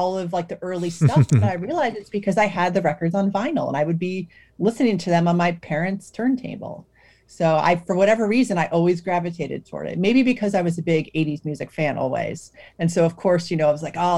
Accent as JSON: {"language": "English", "town": "Cleveland", "region": "Ohio", "country": "United States", "tie": "born or raised there", "said": "I grew up in Cleveland"}